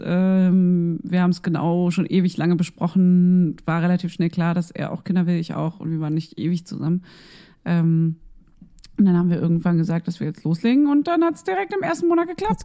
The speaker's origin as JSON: {"language": "German", "region": "Berlin", "country": "Germany", "said": "Ich bin ja auch ein Berliner und ich darf das sagen, weil ich komme hierher"}